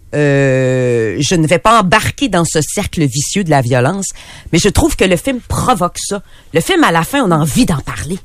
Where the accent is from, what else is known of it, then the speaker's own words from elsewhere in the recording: Quebec City, Quebec, Canada; je suis de Québec